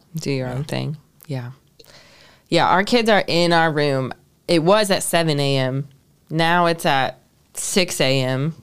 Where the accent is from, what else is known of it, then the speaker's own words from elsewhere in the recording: Ohio, United States; I grew up in Ohio